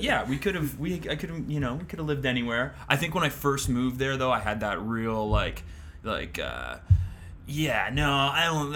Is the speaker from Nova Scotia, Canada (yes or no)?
no; Grimsby, Ontario, Canada; I'm originally from Grimsby